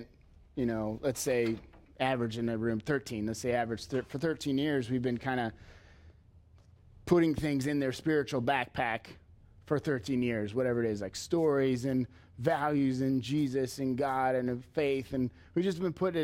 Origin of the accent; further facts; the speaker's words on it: Leo, United States; growing up in Leo, it was Leo kids.